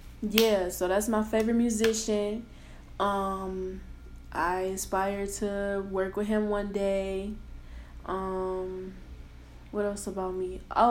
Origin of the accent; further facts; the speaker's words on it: Detroit, Michigan, United States; I am from Detroit, Michigan. 313 for all my people back home.